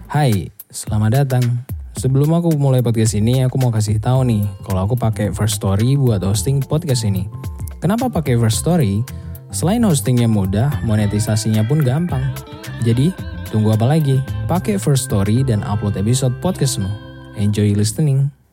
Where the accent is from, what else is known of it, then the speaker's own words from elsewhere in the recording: Java, Indonesia; aku orang Jawa banget